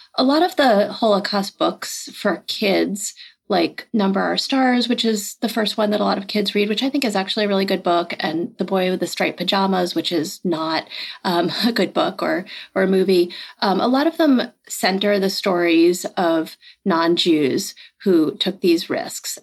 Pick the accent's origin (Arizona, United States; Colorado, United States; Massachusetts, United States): Massachusetts, United States; outside of Boston; I grew up outside of Massachusetts. Uh, sorry, outside of Boston in Massachusetts, um, about thirty miles outside of Boston, in a suburb